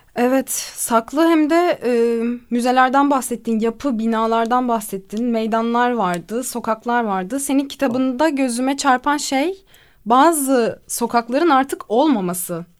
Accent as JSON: {"language": "Turkish", "region": "İzmir", "country": "Turkey", "tie": "born or raised there", "also_born_or_lived": "France", "moved": "yes", "said": "İzmir doğumluyum. 1996'da İzmir'de doğdum."}